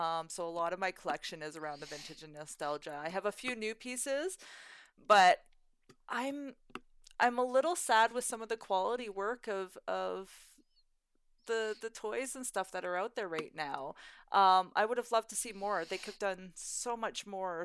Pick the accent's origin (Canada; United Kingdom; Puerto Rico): Canada; Fort Macleod, Alberta; also born or lived in Crowsnest Pass, Alberta / Drumheller, Alberta / Calgary, Alberta; I grew up in the Crowson's Pass, I grew up in Fort McLeod